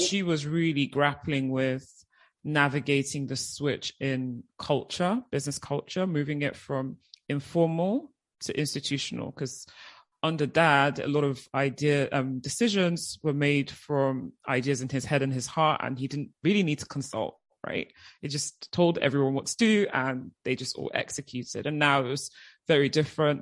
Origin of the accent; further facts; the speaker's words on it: United Kingdom; moved away as an adult; also born or lived in Nigeria; as you can probably hear, at age nine, I myself, my mum, and my brothers, we moved to the UK. So I was in the UK for 16 years